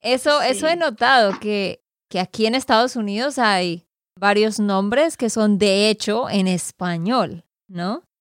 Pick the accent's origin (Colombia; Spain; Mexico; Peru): Colombia; Santander; de Santander, Colombia